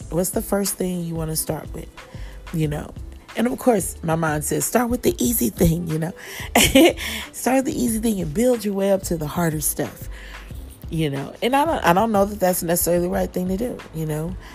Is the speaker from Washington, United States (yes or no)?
no; Kansas City, Missouri, United States; now in Atlanta, United States; Live here in Atlanta, but of course, I am from Kansas City, Missouri, and I am headed home in a couple of weeks